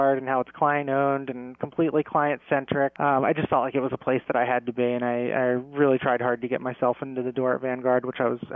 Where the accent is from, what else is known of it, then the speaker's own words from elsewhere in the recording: Ocean City, New Jersey, United States; I'm from Ocean City, New Jersey